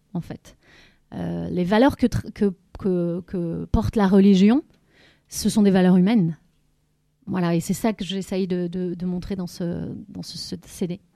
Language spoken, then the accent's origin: French; Lorient, Brittany, France; moved away as an adult; je suis revenue ici à Lorient. Et chez moi, donc, puisque c'était ma ville natale